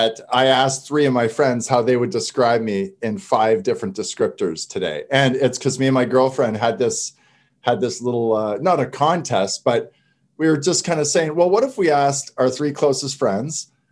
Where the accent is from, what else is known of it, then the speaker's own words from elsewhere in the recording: Canada; I'm French Canadian